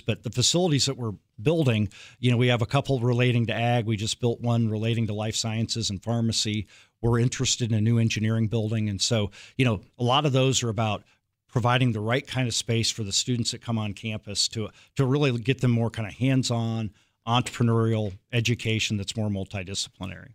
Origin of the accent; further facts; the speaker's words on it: Iowa, United States; moved away; also born or lived in Kansas; I grew up in Iowa, and then I moved to Kansas